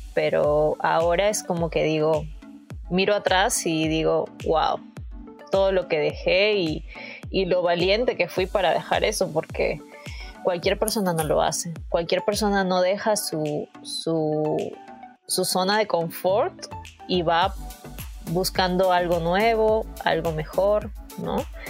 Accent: Peru; moved away as an adult; now in Toronto, Canada; en mi país

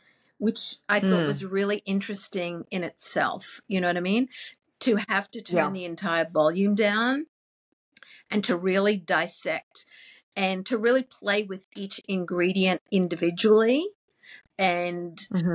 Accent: Queensland, Australia; moved away; also born or lived in England; growing up in Queensland, Australia

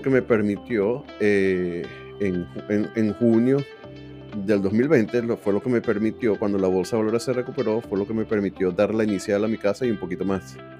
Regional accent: Venezuela; moved away as an adult; also born or lived in Miami, United States / Liberty Hill, Texas; now in United States; hablo de venezolanos porque es con quien me identifico más por ser venezolano

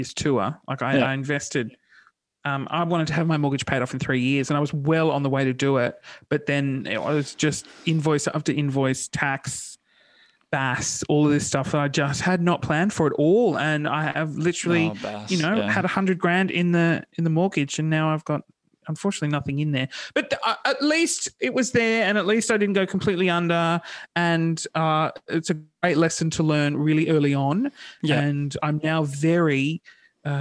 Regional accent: Sydney, New South Wales, Australia; Sydney. I grew up in Sydney

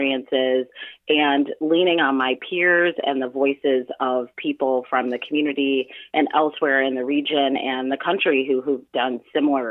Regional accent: Chicago, Illinois, United States; I grew up on partially on South Shore Drive for a good portion of my life. The most of my life, I grew up on Luella, which is five blocks east of Jeffrey, for anybody who knows Chicago.

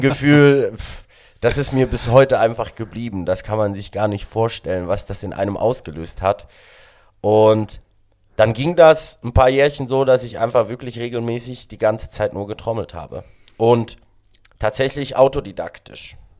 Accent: Sedrun, Graubünden, Switzerland; German is a second language; moved away as an adult; now in Berlin, Germany; ich bin äh, 1992 in der Schweiz im schönen Kanton Graubünden in einer Skiortschaft namens Sedrun geboren

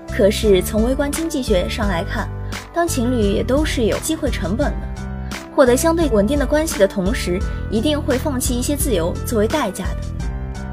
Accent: Yangzhong, Jiangsu, China; now in Nanjing, China; 来自江苏扬州

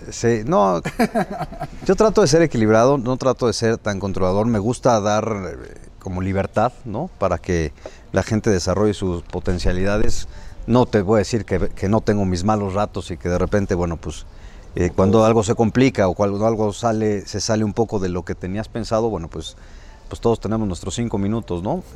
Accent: Puebla, Mexico; soy poblano de nacimiento

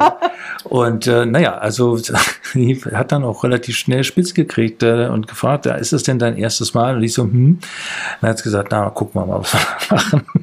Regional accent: Büderich, North Rhine-Westphalia, Germany; also born or lived in Düsseldorf; now in Leipzig, Germany; in dieser äh, Grundschule, in der ich war, die war dann da in Büderich.

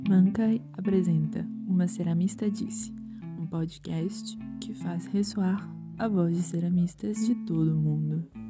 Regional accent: Jundiaí, São Paulo, Brazil; eu sou de Jundiaí

